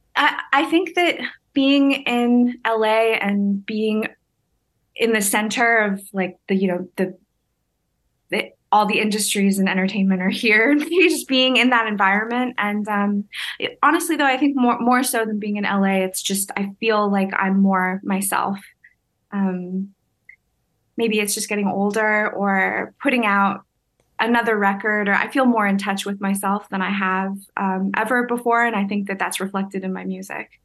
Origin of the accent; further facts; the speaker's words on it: Hamilton, Ontario, Canada; moved away; I grew up in Hamilton